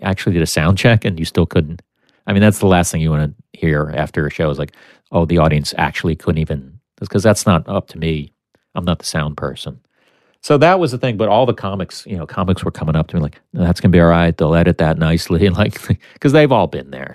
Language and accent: English; United States; I'm American.